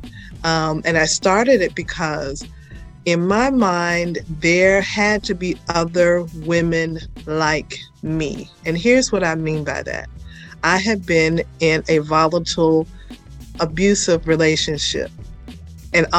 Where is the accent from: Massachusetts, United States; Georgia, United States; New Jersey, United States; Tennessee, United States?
Georgia, United States; Atlanta; I am a native Atlantan, believe it or not. I am literally from Atlanta Public Schools